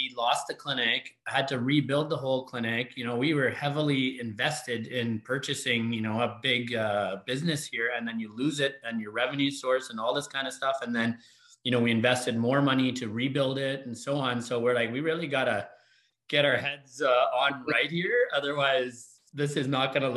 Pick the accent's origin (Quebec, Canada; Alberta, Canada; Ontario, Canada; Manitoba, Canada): Alberta, Canada; Calgary; also born or lived in Edmonton / New York City; born and raised in Calgary